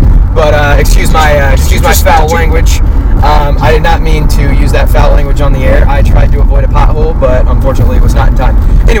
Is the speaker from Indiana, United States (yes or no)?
yes; Indiana, United States; Born and raised in Hoosier Nation